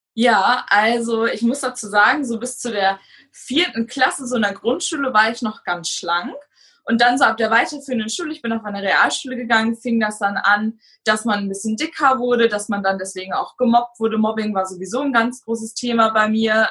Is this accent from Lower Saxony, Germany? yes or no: yes; Hanover, Lower Saxony, Germany; moved away as an adult; now in Kreiswarndorf, Germany; Ich komme gebürtig aus Raum Hannover und bin zu meinem jetzigen Freund gezogen